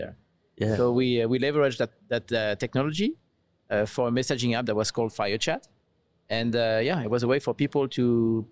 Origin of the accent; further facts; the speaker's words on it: south of France, France; moved away as an adult; now in United States; my accent. You probably recognize that I come from Europe. I'm French originally, south of France. Moved to the US 11 years ago.